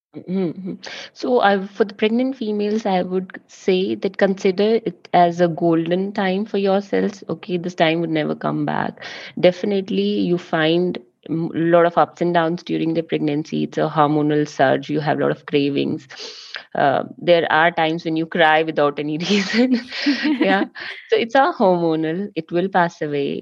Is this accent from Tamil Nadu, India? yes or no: no; Jammu, Jammu and Kashmir, India; moved away as an adult; also born or lived in Himachal Pradesh; now in Germany; I did all my schooling, university, college, everything from Jammu